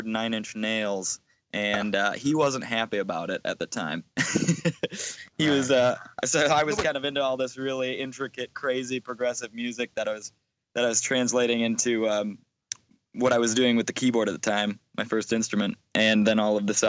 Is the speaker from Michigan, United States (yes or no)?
yes; Michigan, United States; where I'm from, it's kind of in the backwoods